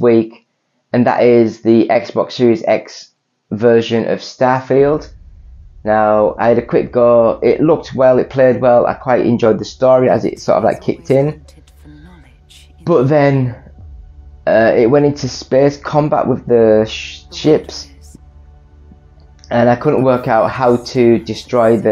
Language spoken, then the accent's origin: English; England, United Kingdom; I'm English